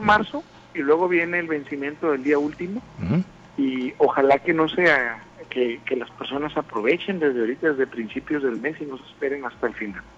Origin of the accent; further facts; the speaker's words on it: Sinaloa, Mexico; moved away as an adult; que fueran sinaloenses, que muchos de nosotros estábamos regados en diferentes partes de la República Mexicana. Tuvimos la oportunidad de, regresar aquí a Sinaloa